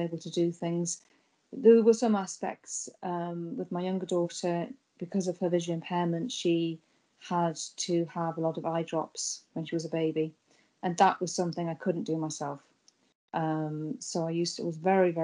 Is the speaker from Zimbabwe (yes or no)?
no; United Kingdom; moved away as an adult; now in Ireland; So I'm from Britain originally, from the UK, and I was born with a visual impairment